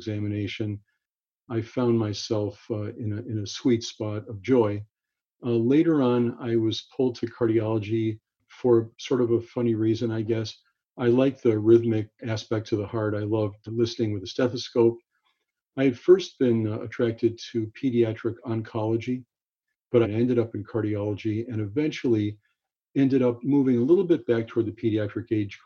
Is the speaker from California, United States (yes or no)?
yes; Los Angeles, California, United States; I grew up in Los Angeles